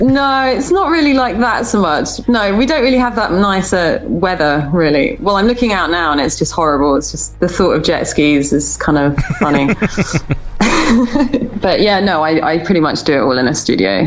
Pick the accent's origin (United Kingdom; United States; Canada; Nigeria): United Kingdom; I guess it was easier being British